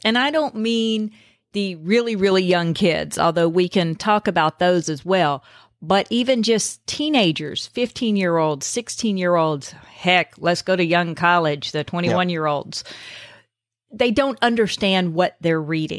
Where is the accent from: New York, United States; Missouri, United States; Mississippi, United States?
Mississippi, United States; I'm from Mississippi